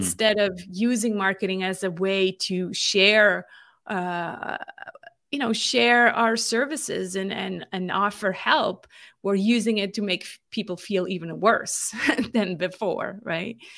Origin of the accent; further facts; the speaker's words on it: Switzerland; moved away as an adult; also born or lived in California; I'm born and raised in Switzerland